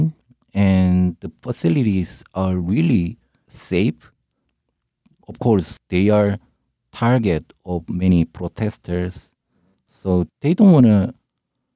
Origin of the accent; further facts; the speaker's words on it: South Korea; English is a second language; my hometown is the southeast part around the Busan area